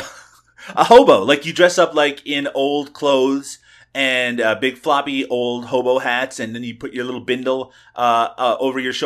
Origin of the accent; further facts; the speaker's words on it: Canada; I'm a Canadian